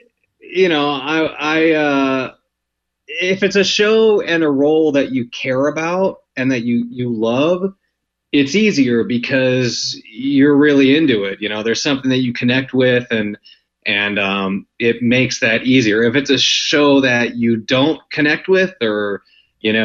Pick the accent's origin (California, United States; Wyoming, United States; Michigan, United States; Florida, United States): Wyoming, United States; now in Los Angeles, United States; I actually grew up in Wyoming